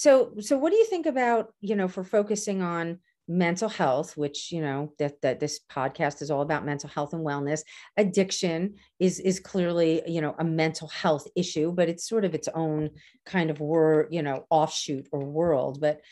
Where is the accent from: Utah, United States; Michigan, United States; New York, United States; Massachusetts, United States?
New York, United States; Canarsie; from Canarsie and I talk fast